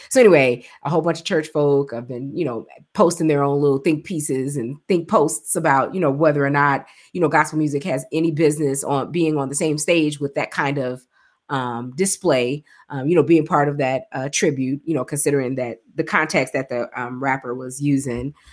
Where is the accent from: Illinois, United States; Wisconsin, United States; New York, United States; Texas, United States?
Illinois, United States; Chicago; I'm from Chicago, you know, grew up with, um, New G, New Generation back in the day